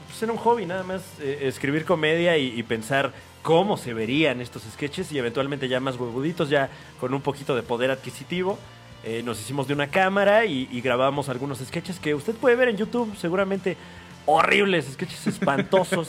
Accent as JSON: {"language": "Spanish", "region": "State of Mexico", "country": "Mexico", "said": "yo soy del Estado de México"}